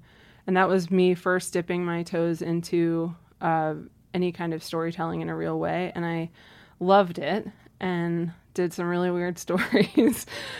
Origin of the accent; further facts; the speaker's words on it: Maryland, United States; Yeah, so I grew up outside of Washington, D.C. In suburban Maryland.